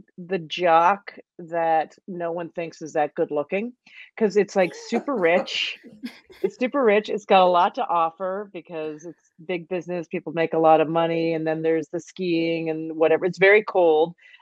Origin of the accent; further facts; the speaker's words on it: Calgary, Alberta, Canada; moved away as an adult; also born or lived in Toronto; now in New York, United States; I grew up in Calgary.